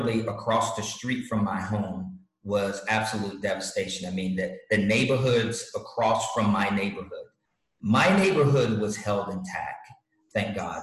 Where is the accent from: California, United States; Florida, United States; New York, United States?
New York, United States; moved away; also born or lived in Hawaii / Virginia / Galveston, Texas; I'm from New York originally